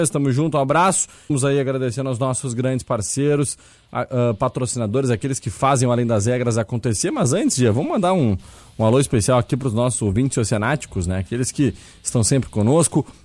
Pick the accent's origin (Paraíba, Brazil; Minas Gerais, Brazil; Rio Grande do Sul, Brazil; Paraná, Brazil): Rio Grande do Sul, Brazil; Rio Grande; now in Lagoa Vermelha, Brazil; Uh, boa tarde … sou natural de Rio Grande, estou morando em Lagoa Vermelha, trabalho ligado no oceano mesmo de longe